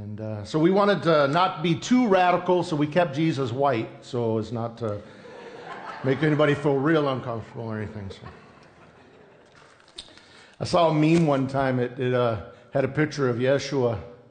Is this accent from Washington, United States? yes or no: yes; Yakima Nation, south central Washington, United States; we come from the Yakima Nation. We have 14 different tribes and bands that make up what we call Yakimas, right? So we're over kind of south central Washington state.